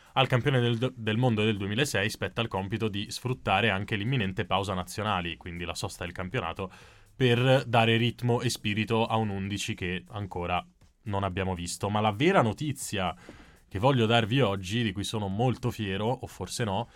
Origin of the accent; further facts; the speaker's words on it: Veneto, Italy; da Veneto